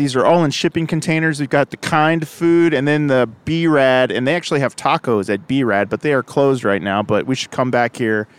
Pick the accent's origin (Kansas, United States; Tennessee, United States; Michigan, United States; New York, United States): Kansas, United States; Overland Park; born or raised there